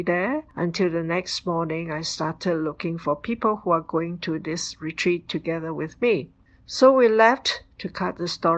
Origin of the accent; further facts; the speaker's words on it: Singapore; I come from Singapore